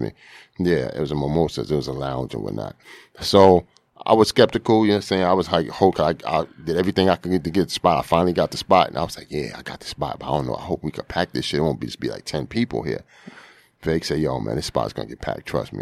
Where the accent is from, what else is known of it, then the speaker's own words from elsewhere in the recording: New York City, New York, United States; most of my life I spend on, uh, Finley Ave.